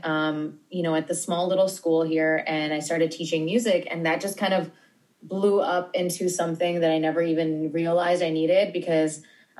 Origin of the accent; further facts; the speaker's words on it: New York, United States; I'm born and raised in New York.